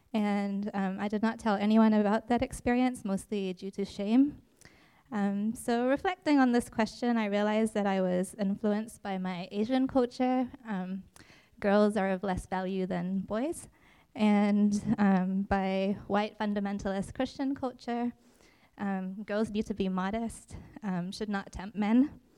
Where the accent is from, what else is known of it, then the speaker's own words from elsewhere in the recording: Indonesia; also born or lived in New Zealand; So I was born in Indonesia but spent equal thirds of my life in Indonesia and New Zealand before spending the final third here in New Jersey.